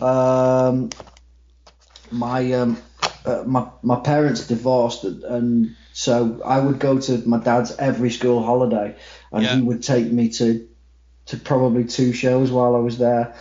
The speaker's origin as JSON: {"language": "English", "town": "Manchester", "region": "North West England", "country": "United Kingdom", "said": "I am from Manchester, England. Um, I may come across as American on this because I'm really susceptible to accents. So just by talking to you, I might come across as American, but no, I am a Mancunian"}